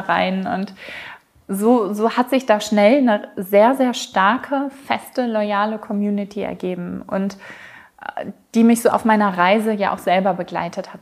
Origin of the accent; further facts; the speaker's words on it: Ruhr area, North Rhine-Westphalia, Germany; moved away as an adult; also born or lived in Mexico / South England; now in United Kingdom; ich komme ursprünglich aus dem Ruhrgebiet. Ich bin vor zehn Jahren plus ausgewandert.